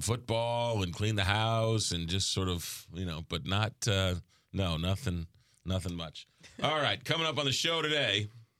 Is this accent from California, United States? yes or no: no; New York, United States; accent: New York; now in St. Louis, United States; Maybe it's my New York accent coming through.